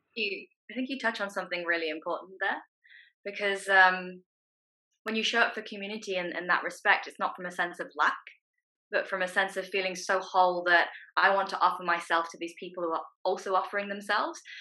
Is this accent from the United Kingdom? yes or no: yes; England, United Kingdom; also born or lived in Hong Kong; i grown up, spent most of my life in England, but I, I was born in Hong Kong and I have Chinese family